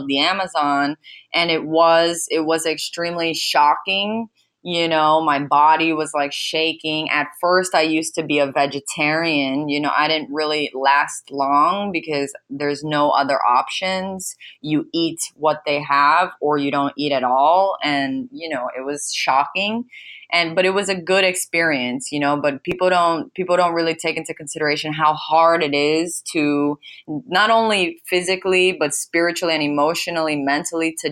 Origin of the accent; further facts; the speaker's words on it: United States; I was raised here in America